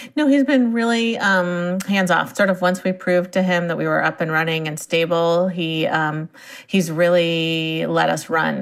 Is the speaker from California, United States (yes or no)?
yes; Silicon Valley, California, United States; I grew up in Silicon Valley, and my parents were in the software industry